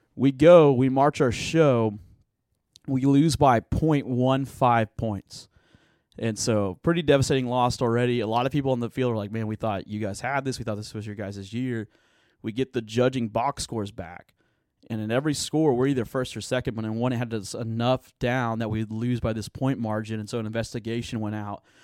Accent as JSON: {"language": "English", "town": "Tulsa", "region": "Oklahoma", "country": "United States", "tie": "born or raised there", "also_born_or_lived": "Broken Arrow, Oklahoma", "said": "I was born and raised in Tulsa, Oklahoma, so Oki from the, from the start of it."}